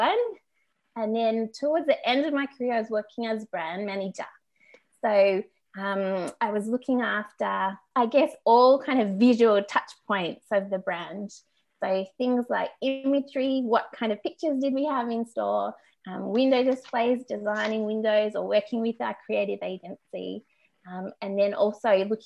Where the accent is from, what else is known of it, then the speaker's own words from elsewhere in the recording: Canberra, Australian Capital Territory, Australia; moved away as an adult; now in Melbourne, Australia; I grew up in Canberra, the nation's capital, and I lived there until I was about 20